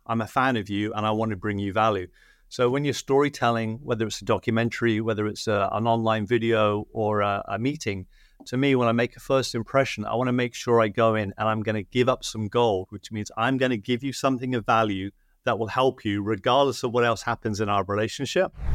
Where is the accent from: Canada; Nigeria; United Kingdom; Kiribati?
United Kingdom; now in Los Angeles, United States; I'm British in Hollywood